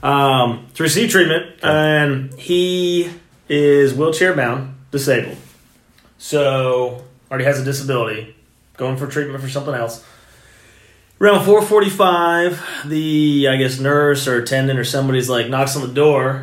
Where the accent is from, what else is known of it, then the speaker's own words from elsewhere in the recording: Texas, United States; moved away as an adult; also born or lived in Venice, Florida; now in St. Petersburg, United States; I am from Texas. As Texans